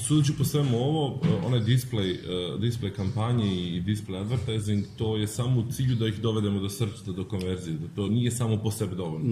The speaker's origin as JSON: {"language": "Croatian", "country": "North Macedonia", "said": "mi dolazimo iz Makedonije"}